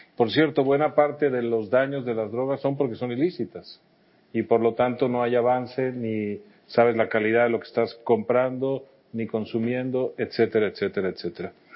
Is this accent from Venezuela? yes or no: no; Mexico; mi país